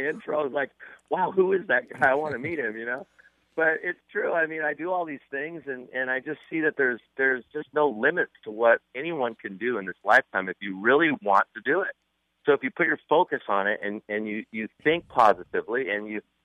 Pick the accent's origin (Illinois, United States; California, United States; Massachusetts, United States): California, United States; Malibu; I grew up in Malibu, which is a surfing community about 10 miles north of Santa Monica and Venice.